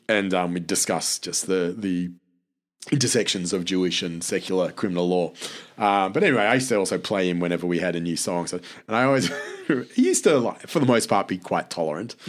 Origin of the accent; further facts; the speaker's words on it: Australia; I'm Australian